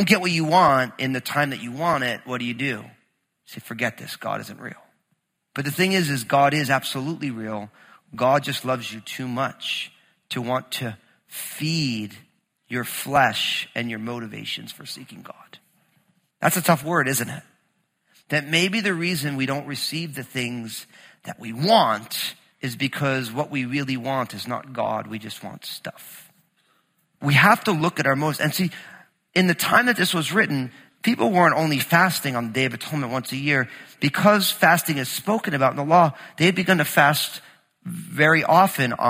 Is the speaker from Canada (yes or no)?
no; New Jersey, United States; moved away; also born or lived in Southern Oregon; growing up in New Jersey